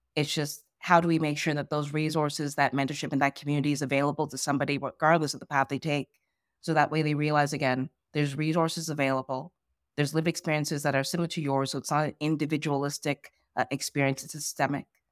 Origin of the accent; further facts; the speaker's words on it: Ghana; I'm from Ghana, West Africa.